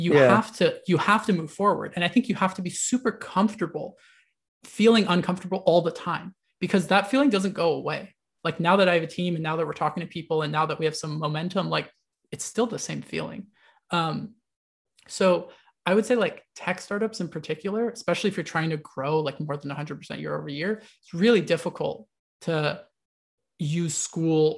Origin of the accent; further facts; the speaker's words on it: United States; I was born in the United States